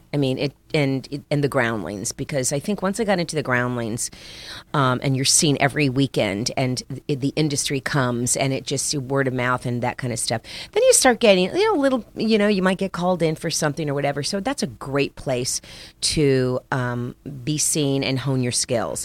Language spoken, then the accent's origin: English; Miami, Florida, United States; also born or lived in Paterson, New Jersey; I grew up in Miami